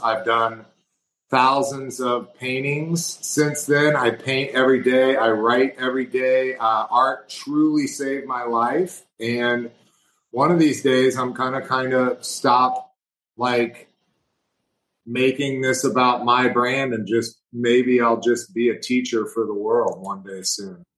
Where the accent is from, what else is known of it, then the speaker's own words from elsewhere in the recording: Missouri, United States; I'm from Missouri. I'm from the Show Me State